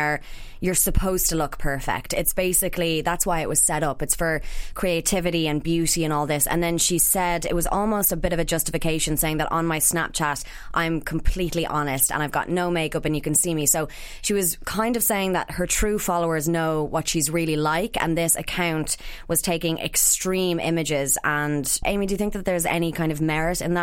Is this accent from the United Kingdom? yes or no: no; Ireland